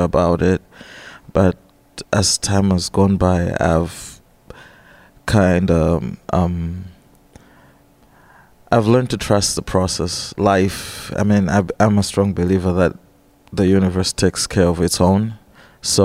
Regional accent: Blantyre, Southern Region, Malawi; moved away as an adult; also born or lived in Russia; now in Rockford, United States; I was born on May 20th, 1985, in the city of Blantyre, Malawi.

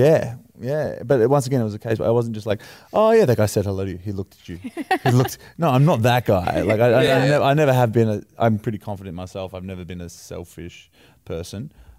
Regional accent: Wollongong, New South Wales, Australia; we're from Wollongong, it's a small town.

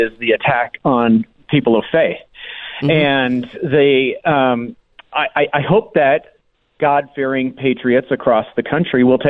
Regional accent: Colorado, United States; I come from Colorado

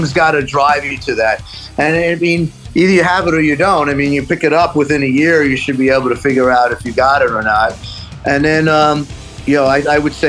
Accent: New York City, New York, United States; also born or lived in Los Angeles; now in Amityville, United States; growing up in Queens wasn't the easiest thing in the world neither

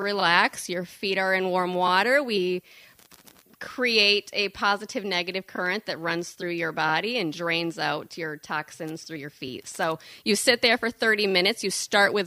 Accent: Cadillac, Michigan, United States; moved away as an adult; also born or lived in Saugatuck, Michigan; I grew up in Northern Michigan, Cadillac.

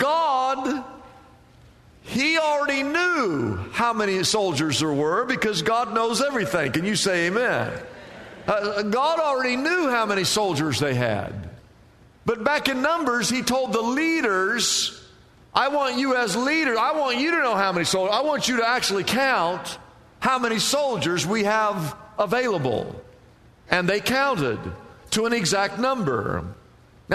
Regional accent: Midwest, United States; now in California, United States; I grew up in the Midwest.

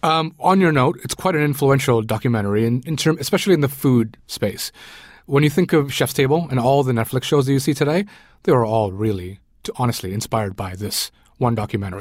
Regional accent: Sri Lanka; moved away; I grew up in Sri Lanka. I was born in Sri Lanka

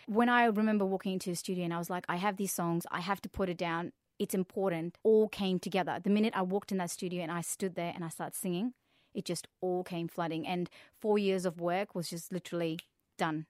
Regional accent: India; now in Perth, Australia; Came to Australia 'cause I'm actually originally from India

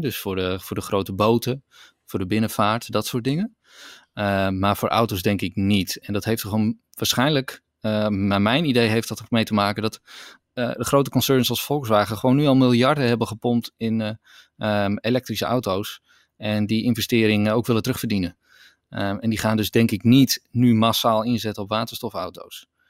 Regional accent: Netherlands; in Nederland zijn wij wel echt een, een voorloper

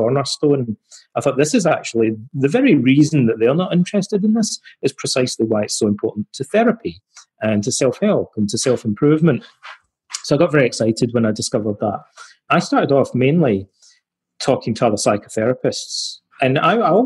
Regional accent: Scotland, United Kingdom; my hometown in Scotland

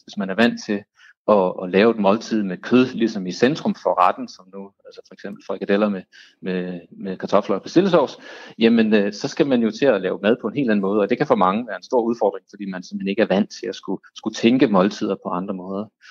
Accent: Denmark; vi som danskere

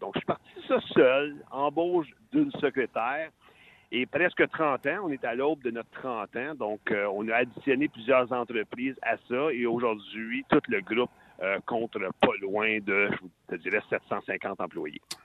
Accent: Salaberry-de-Valleyfield, Quebec, Canada; also born or lived in Sherbrooke; je suis un petit gars de ta région, la région de Valleyfield

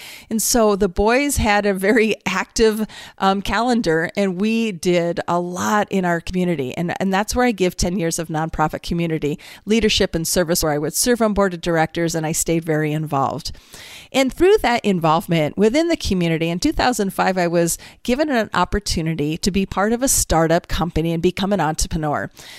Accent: California, United States; born there; also born or lived in Utah / Minnesota / Iowa; I grew up, I was born in California, lived in Utah, moved to Minnesota, ended up in Iowa. I grew up in a single parent household.

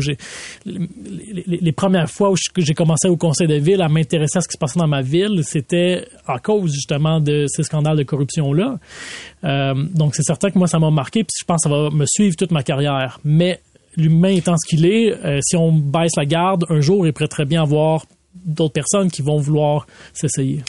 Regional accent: Laval, Quebec, Canada; j'ai grandi à Vimont

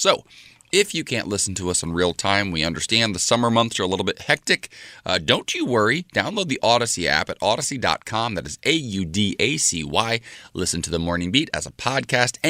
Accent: Ohio, United States; my home state, Cincinnati

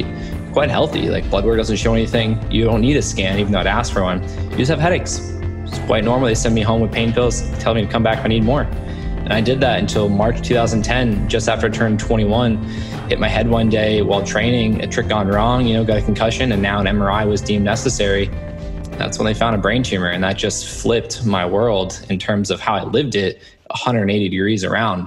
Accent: Cape Cod, Massachusetts, United States; I grew up in Massachusetts, Cape Cod to be exact

